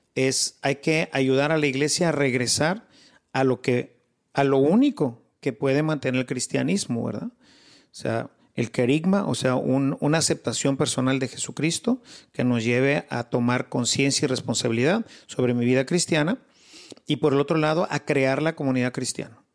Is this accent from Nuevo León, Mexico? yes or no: yes; Monterrey, Nuevo León, Mexico; also born or lived in Mexico City; nací en la Ciudad de México, pero siendo pues muy pequeño me, se vino mi familia para acá. Aquí hice todos mis estudios